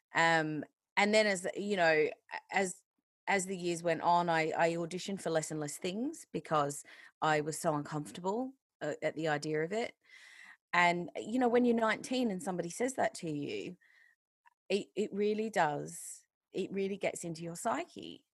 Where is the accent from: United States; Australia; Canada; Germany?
Australia; now in England, United Kingdom; I'm not actually a British citizen, I'm Australian still